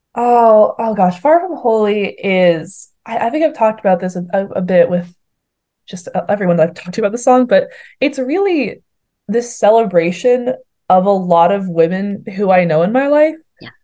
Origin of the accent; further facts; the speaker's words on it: Boston, Massachusetts, United States; moved away as an adult; also born or lived in St Andrews, Scotland; I'm from Boston, which I'm going to be very controversial and say it's the greatest city on this earth.